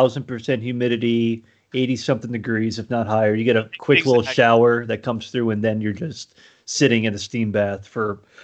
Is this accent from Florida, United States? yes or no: yes; Miami, Florida, United States; now in Nashville, United States; I'm not from Nashville, originally from Miami, Florida, but working in Nashville now.